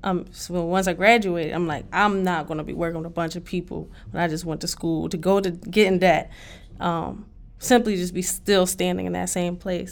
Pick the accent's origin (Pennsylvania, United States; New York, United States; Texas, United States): Pennsylvania, United States; Philadelphia; I grew up on the side that they call seventy-eighth Street